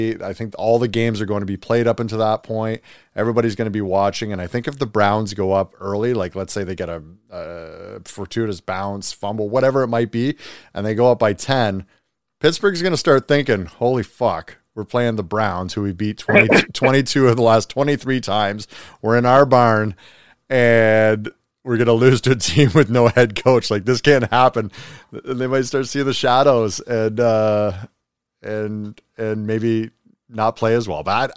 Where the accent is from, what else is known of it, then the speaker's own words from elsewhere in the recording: Canada; Being Canadian